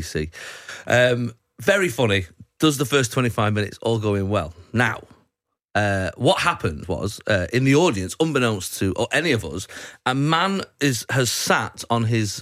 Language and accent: English; Salford, North West England, United Kingdom; I'm from Salford.